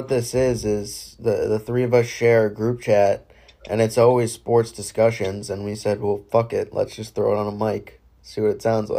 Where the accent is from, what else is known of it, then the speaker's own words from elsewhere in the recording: Southern New Hampshire, United States; I'm a freshman at UNH. I'm a political science major. I'm from Southern New Hampshire, as well as my two co-hosts, … and ….